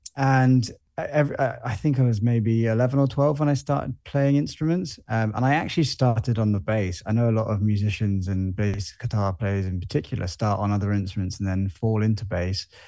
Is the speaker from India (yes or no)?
no; Jersey; also born or lived in London; I was born here. I grew up here.